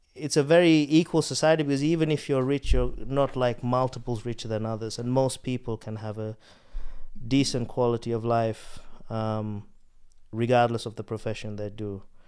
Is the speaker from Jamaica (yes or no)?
no; Australia; moved away; I grew up in Australia